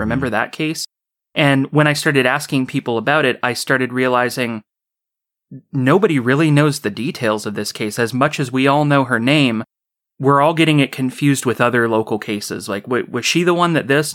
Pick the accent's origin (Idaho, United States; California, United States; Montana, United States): California, United States; Orcutt; I've been in this town my whole life. It's a little town called Orchid. It borders on the southern end of Santa Maria